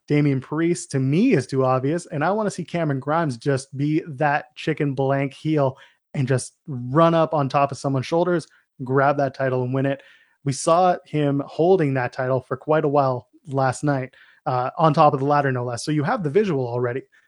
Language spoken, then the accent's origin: English; Canada; we're Canadian